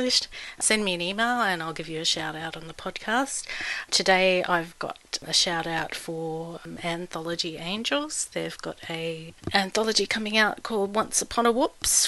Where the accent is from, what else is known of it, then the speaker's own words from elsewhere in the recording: Melbourne, Victoria, Australia; also born or lived in Sydney, Australia; now in Brisbane, Australia; I was born in Melbourne